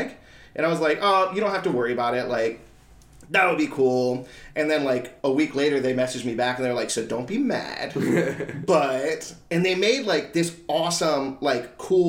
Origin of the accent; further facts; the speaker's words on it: South Florida, United States; now in Columbus, United States; growing up in South Florida